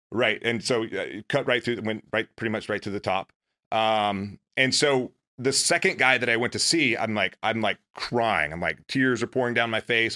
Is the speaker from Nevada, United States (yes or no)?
no; a little town outside of Meridian, Mississippi, United States; moved away as an adult; I grew up in in Mississippi, a little town outside of Meridian, Mississippi.